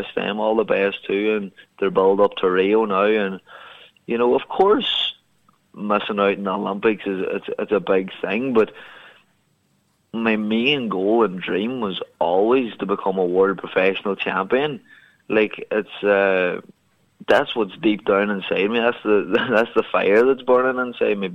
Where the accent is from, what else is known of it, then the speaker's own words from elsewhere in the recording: Ireland; my hometown here